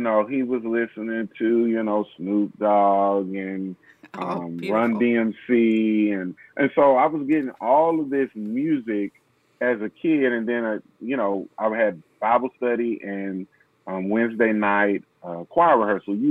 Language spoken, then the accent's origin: English; Nashville, Tennessee, United States; I'm from Nashville, Tennessee, Music City